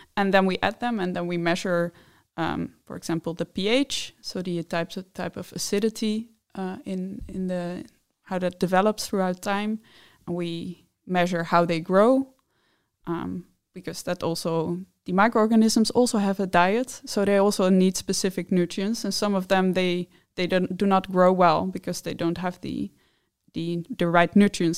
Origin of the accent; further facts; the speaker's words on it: Netherlands; moved away as an adult; now in Denmark; I'm from the Netherlands